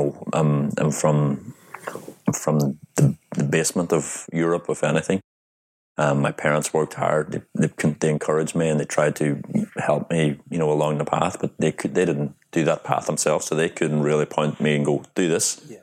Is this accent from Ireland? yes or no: yes; Ireland; because I'm from Ireland and people are very open in Ireland.